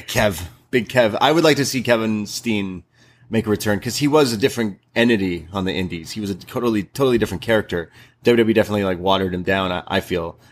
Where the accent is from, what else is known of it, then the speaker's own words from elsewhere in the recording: Canada; we're Canadian